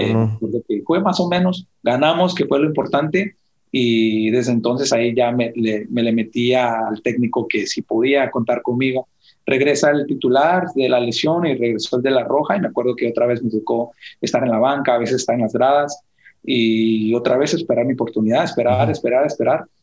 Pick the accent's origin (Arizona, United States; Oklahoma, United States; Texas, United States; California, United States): Texas, United States; Dallas; also born or lived in Ciudad Juárez, Mexico / Wylie, Texas; yo crecí ahí en Dallas